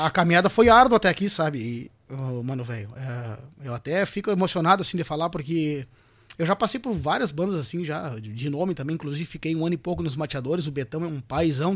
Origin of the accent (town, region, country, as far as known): Bagé, Rio Grande do Sul, Brazil